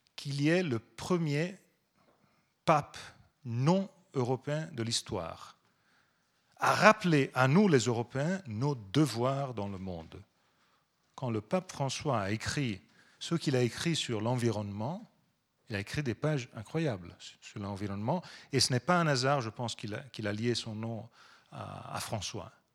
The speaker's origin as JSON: {"language": "French", "town": "Pisa", "region": "Tuscany", "country": "Italy", "second_language": "French", "said": "je viens de Toscane. On a été, je viens de Pise"}